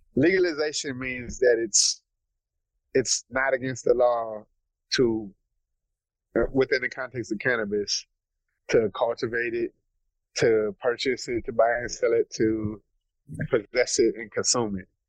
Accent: Minneapolis, Minnesota, United States; I'm from North Minneapolis.

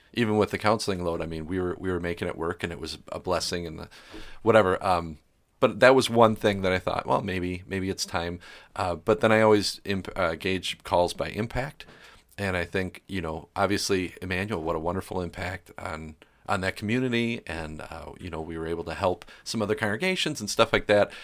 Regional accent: Milwaukee, Wisconsin, United States; moved away as an adult; also born or lived in West Allis, Wisconsin / Greenville, Wisconsin; now in New Ulm, United States; growing up in Milwaukee

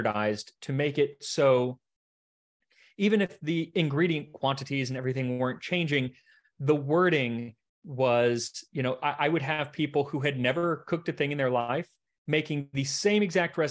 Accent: United States; I'm an American

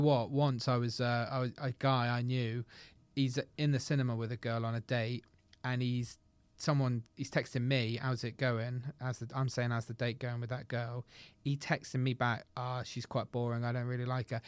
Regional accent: United Kingdom; we're British

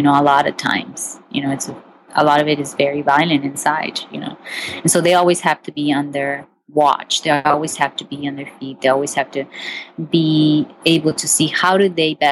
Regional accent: Mexico; moved away; I grew up my childhood, pretty much I grew up in Mexico.

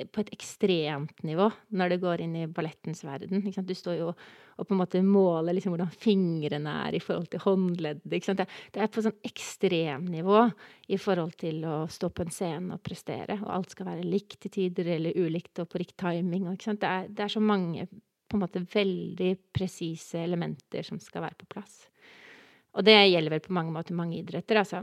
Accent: Oslo, Norway; Jeg er fra Oslo, fra Kjelsås

